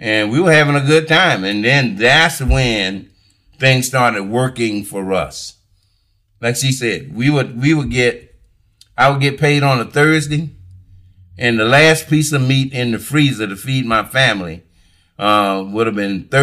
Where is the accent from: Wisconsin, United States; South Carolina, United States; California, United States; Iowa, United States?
South Carolina, United States; Alcalo; I was raised in Alkaloo